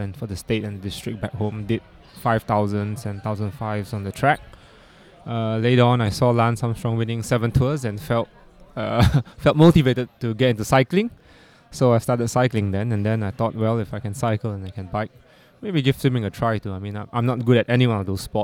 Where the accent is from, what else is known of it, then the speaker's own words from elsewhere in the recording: Kuala Lumpur, Malaysia; I'm from Kuala Lumpur, Malaysia